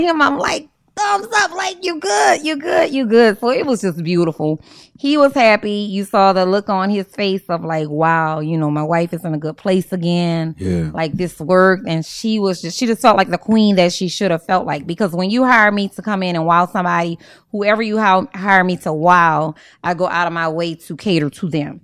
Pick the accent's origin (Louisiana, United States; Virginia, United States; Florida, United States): Louisiana, United States; New Orleans; moved away as an adult; also born or lived in Houston; I grew up in the Ninth Ward on Desire and Claiborne